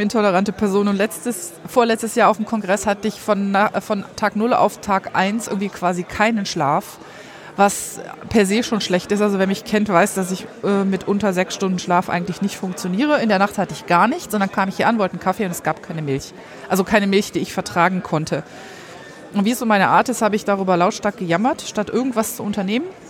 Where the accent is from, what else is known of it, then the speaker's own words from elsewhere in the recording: Rhineland, Germany; ich bin im Rheinland groß geworden